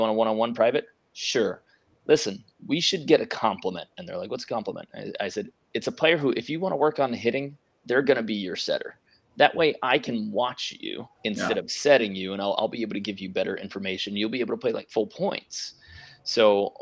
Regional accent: New York, United States; moved away as an adult; now in California, United States; I was from New York, family kept me comfortable

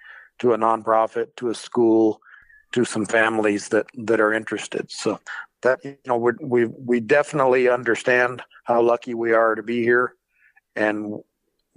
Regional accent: Eagle Butte, South Dakota, United States; I was born in Eagle Butte, South Dakota in 1969, and home for me for the first part of my life, the first 5 years of my life, was just across the draw over here at Mom and Dad's old place

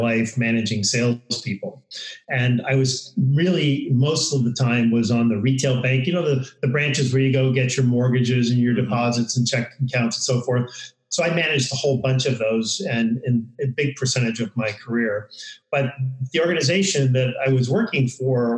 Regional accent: New York, United States; now in San Diego, United States; I grew up in New York

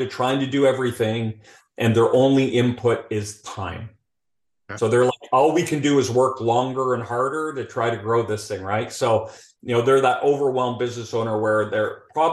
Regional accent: Calgary, Alberta, Canada; accent: Canadian; moved away as an adult; now in Houston, United States; I'll be speaking Canadian throughout this whole conversation

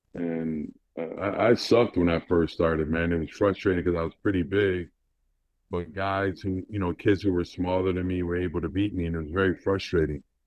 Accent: Rochester, New York, United States; Being from Rochester, New York

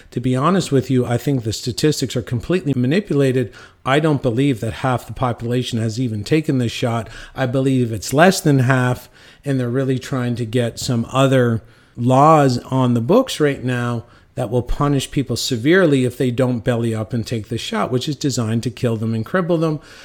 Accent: Cornwall, Ontario, Canada; my hometown of Cornwall, Ontario

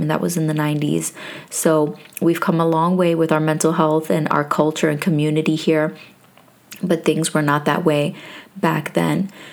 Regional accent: New York, United States; moved away; I am from originally from New York

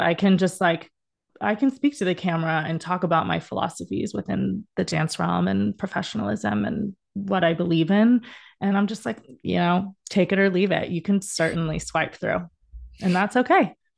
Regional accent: Dallas, Texas, United States; moved away as an adult; also born or lived in Indiana; now in Los Angeles, United States; I am from Dallas originally, but I've been in L A for the past fifteen years

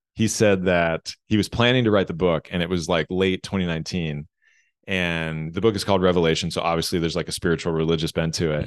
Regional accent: United States; growing up in American school systems

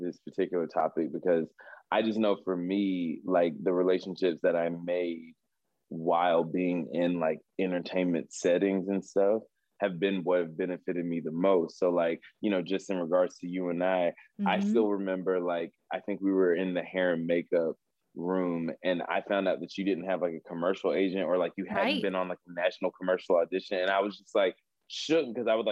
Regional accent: North Carolina, United States; moved away; I'm from North Carolina

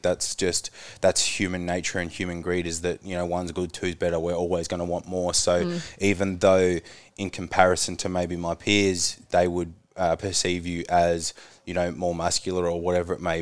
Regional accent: Tasmania, Australia; growing up in Tassie, a smaller place

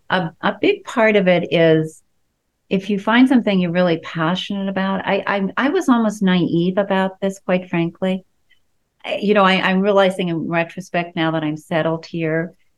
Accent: East Coast, United States; also born or lived in Colorado; now in Washington, D.C., United States; And I'm from the East Coast originally, so I feel like I'm coming home.

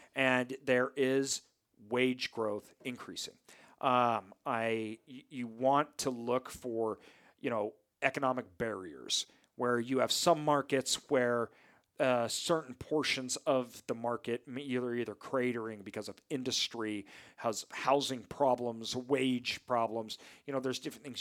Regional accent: near Boise, Idaho, United States; a city near my hometown, so the Boise metro area

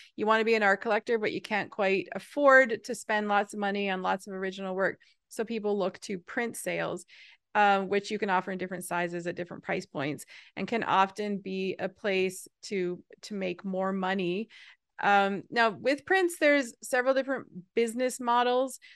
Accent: Newfoundland and Labrador, Canada; I'm from Newfoundland, which is a, a, a, an, an island off of the east coast of Canada

